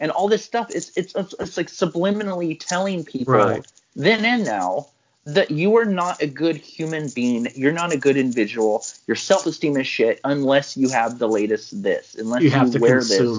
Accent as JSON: {"language": "English", "country": "United States", "said": "I love being American"}